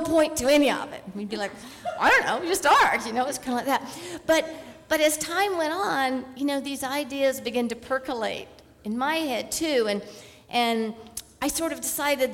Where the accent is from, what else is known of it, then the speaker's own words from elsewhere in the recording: Hueytown, Alabama, United States; now in Columbia Gorge, United States; I grew up in Hueytown, Alabama